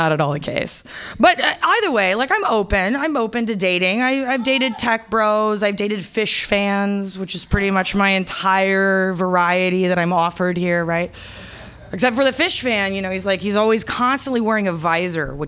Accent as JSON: {"language": "English", "town": "Kansas City", "country": "United States", "also_born_or_lived": "Spain / New York / Bay Area", "moved": "as an adult", "lives_now": "San Francisco Bay Area, United States", "said": "I'm from Kansas City, but I lived a couple of places. You know, I lived a big city life. You know, I lived in Europe for a while. I lived in New York. Now I live here in the Bay Area"}